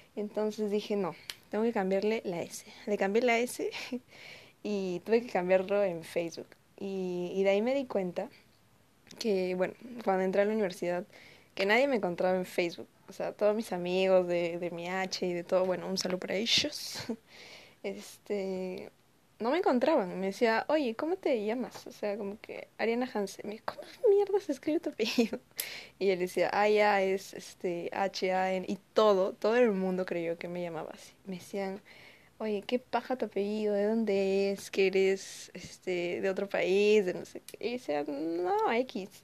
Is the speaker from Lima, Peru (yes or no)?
no; Ayacucho, Peru; soy de Ayacucho y mi apellido es de ahí